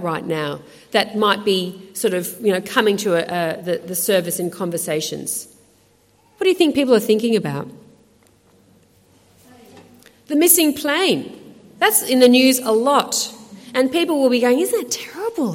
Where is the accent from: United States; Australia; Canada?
Australia; accent: Aussie; I'm an Aussie. And I'm a proud Aussie. I love Australia. And I was proud that my accent says something about who I am.